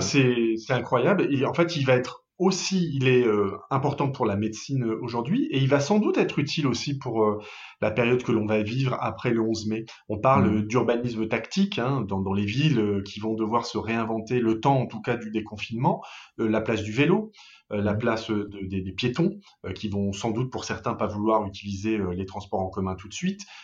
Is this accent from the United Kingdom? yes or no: no; Paris, Île-de-France, France; moved away as an adult; now in Lille, France; je suis pas un Lillois, je suis parisien d'origine